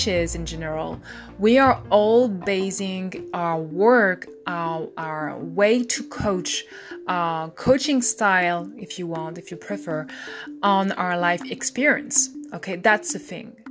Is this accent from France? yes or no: yes; France; I'm French